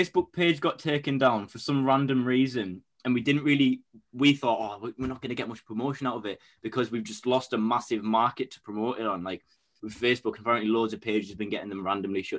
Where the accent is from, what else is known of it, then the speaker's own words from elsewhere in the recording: Bishop Auckland, North East England, United Kingdom; I'm from Bishop Auckland, which is just like about half an hour away from County Durham